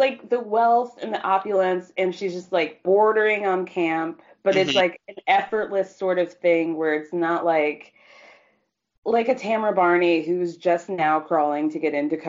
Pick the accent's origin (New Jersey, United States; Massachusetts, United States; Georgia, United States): Georgia, United States; I'm from Georgia.